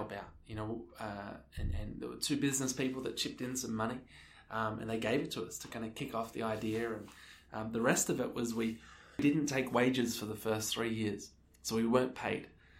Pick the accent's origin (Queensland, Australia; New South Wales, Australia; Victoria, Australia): Victoria, Australia; Melbourne; moved away as an adult; now in New Zealand; I grew up in Australia, Melbourne, Australia